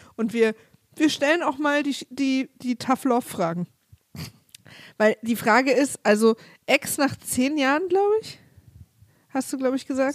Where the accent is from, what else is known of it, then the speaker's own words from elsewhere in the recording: Berlin, Germany; also born or lived in Cologne; als Ossi hm. oder als Ostberlinerin oder Ostdeutsche